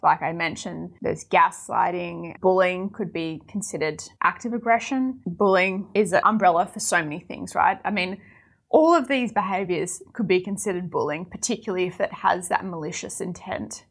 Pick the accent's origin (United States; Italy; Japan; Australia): Australia; I'm from Australia